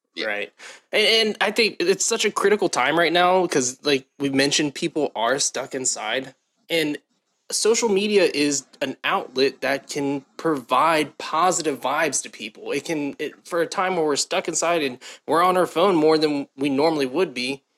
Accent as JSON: {"language": "English", "region": "Southern Ohio", "country": "United States", "tie": "born or raised there", "also_born_or_lived": "Baltimore, Maryland", "said": "grew up in Ohio, Southern Ohio"}